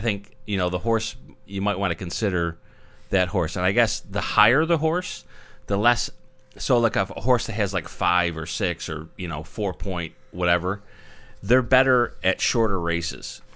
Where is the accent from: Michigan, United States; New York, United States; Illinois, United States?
New York, United States; born and raised in New York